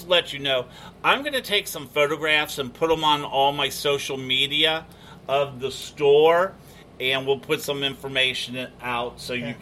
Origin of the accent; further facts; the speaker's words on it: Cincinnati, Ohio, United States; moved away as an adult; now in Florida, United States; my hometown Cincinnati